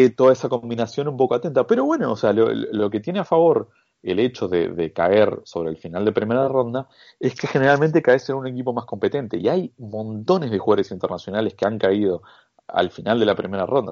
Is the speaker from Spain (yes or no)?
no; Argentina; yo como argentino